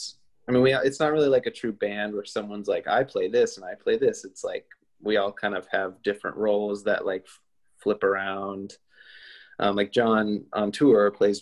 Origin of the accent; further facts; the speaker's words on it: Minnesota, United States; Jack and I grew up together in Minnesota, and we played in a ton of bands in the Twin Cities growing up